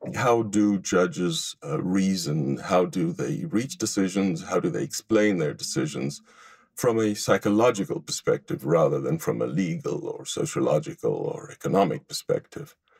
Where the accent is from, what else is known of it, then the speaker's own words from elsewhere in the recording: Israel; moved away as an adult; now in Los Angeles, United States; I grew up in Israel and I was educated um, Tel Aviv University before coming to the United States